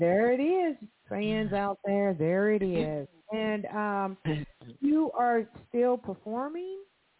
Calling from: Evansville, Indiana, United States; I'm calling from Evansville, Indiana. I'm not far from Indianapolis.

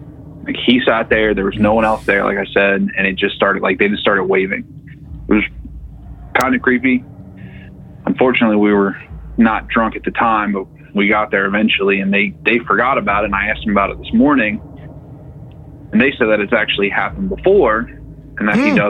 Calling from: Cincinnati, Ohio, United States; from Cincinnati.

